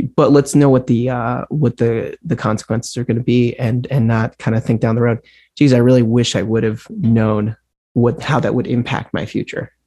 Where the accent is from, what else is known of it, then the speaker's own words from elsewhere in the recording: Mercer Island, Washington, United States; also born or lived in Fort Lauderdale, Florida / New York City; now in Stockbridge, United States; I grew up just outside of Seattle in a small, well, small, I don't want to use the word small town because that means something else in the Berkshires, but yeah, yeah. you know, small compared to Seattle